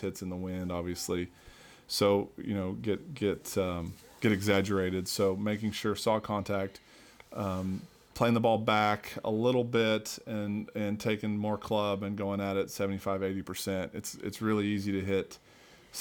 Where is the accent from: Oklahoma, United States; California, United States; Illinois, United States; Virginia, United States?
Oklahoma, United States; I grew up in Oklahoma.